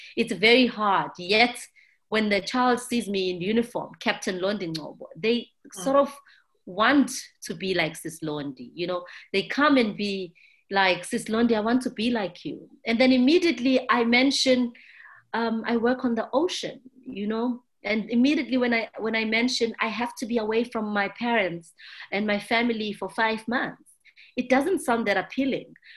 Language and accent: English; South Africa; I'm from South Africa